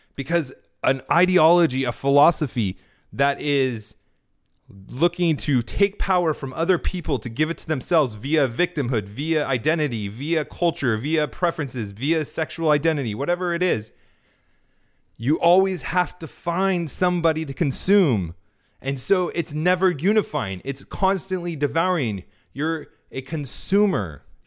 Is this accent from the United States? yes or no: yes; California, United States; now in Florida, United States; growing up in California most of my life, living here in Florida now